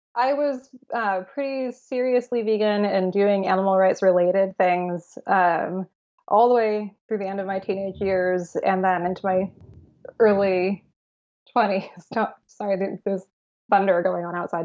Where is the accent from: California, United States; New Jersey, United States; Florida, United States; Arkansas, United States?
California, United States; San Francisco; I grew up born and raised in San Francisco